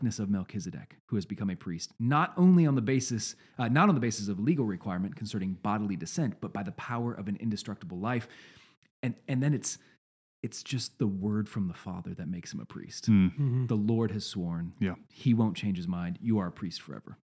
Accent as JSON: {"language": "English", "region": "East Coast", "country": "United States", "tie": "born or raised there", "moved": "yes", "said": "I grew up out on the East Coast"}